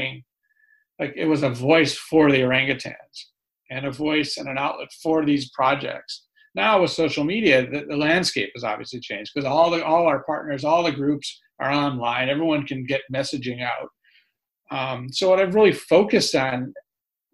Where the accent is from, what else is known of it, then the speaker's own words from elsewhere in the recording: California, United States; accent: New Yorker; moved away; also born or lived in New York City; I'm from California, but I lived in New York City for the last 20 years